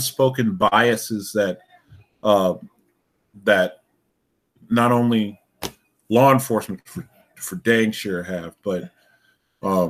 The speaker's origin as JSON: {"language": "English", "region": "Alaska", "country": "United States", "tie": "born or raised there", "said": "I grew up in Alaska"}